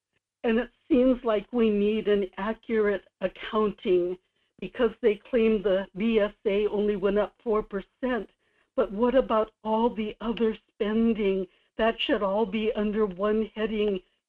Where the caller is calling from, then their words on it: Kodiak, Alaska, United States; in Kodiak.